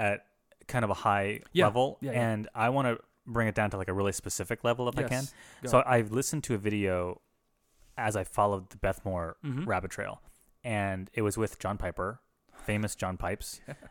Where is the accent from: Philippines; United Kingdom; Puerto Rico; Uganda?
Philippines; I'm a Filipino racist. I can do it.